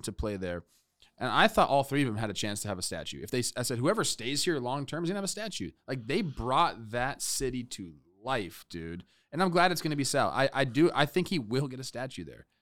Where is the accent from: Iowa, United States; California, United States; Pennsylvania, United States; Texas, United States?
California, United States; Los Angeles; I'm from Los Angeles, okay? I was two years old when this was going